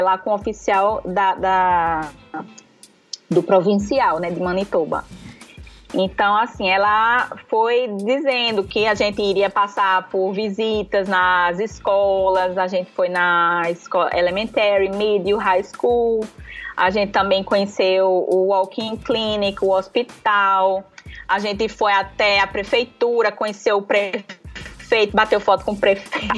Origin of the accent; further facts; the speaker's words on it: Recife, Pernambuco, Brazil; now in Natal, Brazil; Hoje eu moro em Natal, sou de Recife, mas moro em Natal